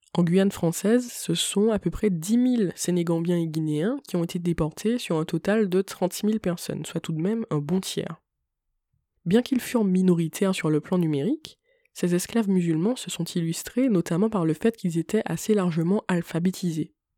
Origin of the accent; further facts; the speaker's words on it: Martinique; je suis une Martiniquaise